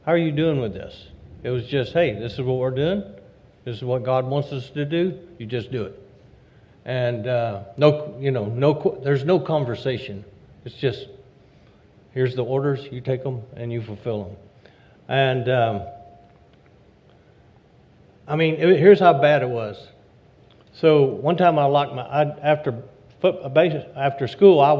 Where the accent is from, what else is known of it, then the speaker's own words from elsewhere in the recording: Louisiana, United States; I grew up in Louisiana